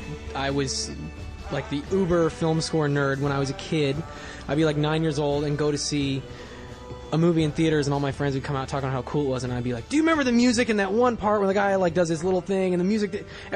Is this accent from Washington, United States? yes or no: yes; Bellingham, Washington, United States; I was growing up in Bellingham, Washington, so there weren't exactly a lot of filmmakers there.